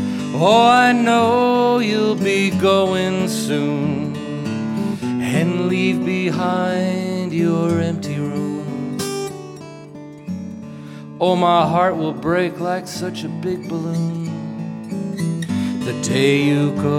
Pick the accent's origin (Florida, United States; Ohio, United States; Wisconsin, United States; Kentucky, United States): Kentucky, United States; Lexington; welcome everybody to the beautiful and the historic Lyric Theater in our hometown of Lexington, Kentucky.